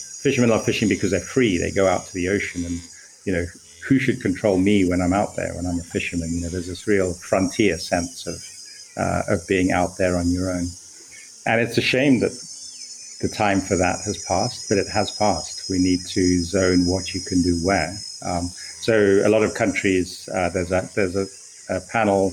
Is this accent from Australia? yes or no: no; Kenya; as a Kenyan, I went into ocean science of coral reefs